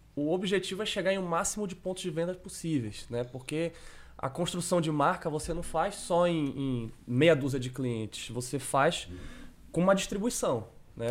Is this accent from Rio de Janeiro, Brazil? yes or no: no; Belém, Pará, Brazil; eu sou de Belém do Pará, pouquinho longe aí de São Paulo